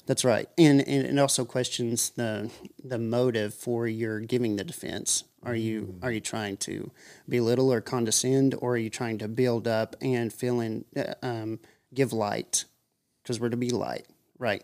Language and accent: English; Monroe County, Tennessee, United States; I live in Tulco Plains, Tennessee, and, uh, born and raised in Monroe County.